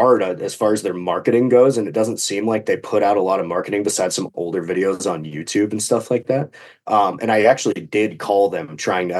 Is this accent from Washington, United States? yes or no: yes; Washington, United States; I'm from Washington State, up in the northwest corner